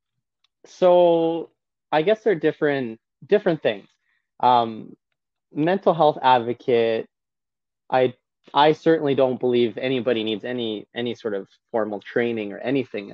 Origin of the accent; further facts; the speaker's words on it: Lacombe, Alberta, Canada; in Lacombe in my hometown in Alberta